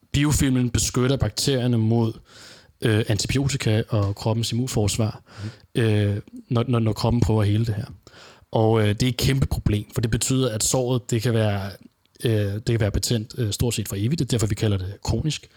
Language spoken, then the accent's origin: Danish; Denmark; hjemme i Danmark